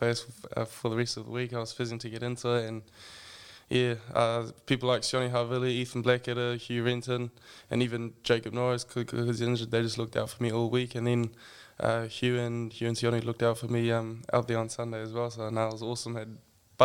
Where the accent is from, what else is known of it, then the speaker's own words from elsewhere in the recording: Germany; also born or lived in Frankfurt; now in New Zealand; I was born and raised in Germany